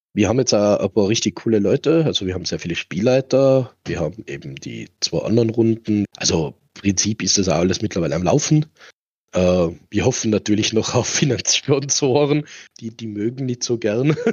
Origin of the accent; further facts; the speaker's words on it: Tyrol, Austria; bei uns in Tirol